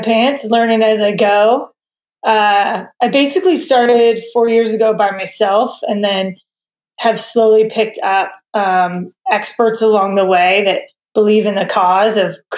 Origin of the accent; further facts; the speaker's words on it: Southern California, United States; moved away as an adult; also born or lived in Boulder, Colorado / New York; now in Bozeman, United States; I grew up in Southern California